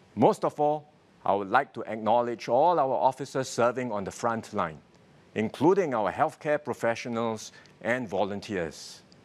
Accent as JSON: {"language": "English", "country": "Singapore", "said": "My fellow Singaporeans"}